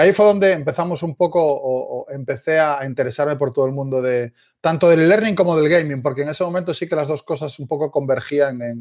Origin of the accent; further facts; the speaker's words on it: Galicia, Spain; accent: Galician; now in Barcelona, Spain; no sé si aún se me sigue notando un poco el acento, pero soy gallego. Eh, llevo ya unos cuantos, unos cuantos años en Barcelona, con lo cual algo he perdido seguro.